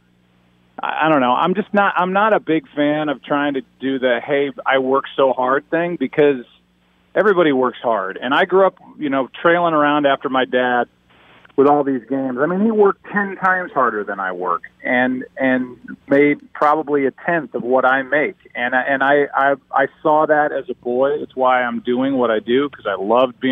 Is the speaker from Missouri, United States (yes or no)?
yes; St. Louis, Missouri, United States; my hometown of St. Louis